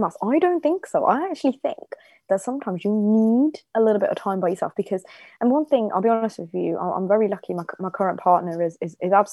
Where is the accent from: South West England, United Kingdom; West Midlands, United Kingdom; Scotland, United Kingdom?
West Midlands, United Kingdom; Bedworth; also born or lived in Germany / Nottingham / Oxford; I was born and brought up in Germany, but I moved to Bedworth when I was 9